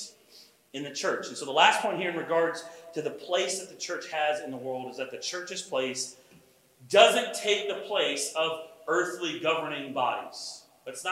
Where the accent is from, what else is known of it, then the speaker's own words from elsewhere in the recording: United States; as American Christians